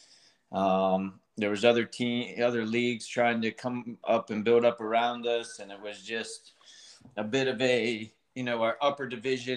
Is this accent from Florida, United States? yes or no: no; Chesapeake, Virginia, United States; I grew up in Chesapeake, Virginia.